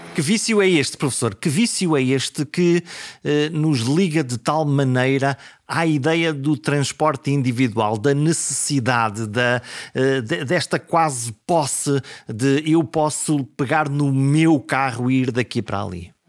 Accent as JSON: {"language": "Portuguese", "area": "coast between Caminha and Porto", "region": "Norte", "country": "Portugal", "tie": "born or raised there"}